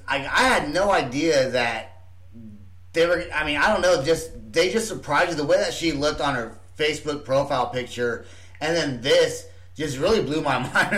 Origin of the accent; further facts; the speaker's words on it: Oklahoma City, Oklahoma, United States; And we're not only from Oklahoma City, we're also from Oklahoma City